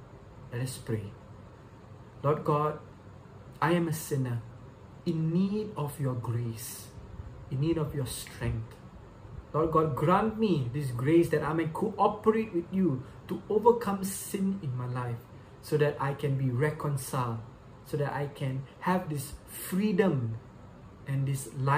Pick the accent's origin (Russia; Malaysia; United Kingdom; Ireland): Malaysia; Subang Jaya, Selangor; Once again, I'm from Subang Jaya, Malaysia.